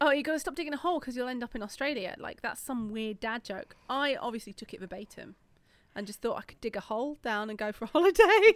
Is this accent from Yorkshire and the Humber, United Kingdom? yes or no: yes; Yorkshire and the Humber, United Kingdom; I'm not from South London, I'm from Yorkshire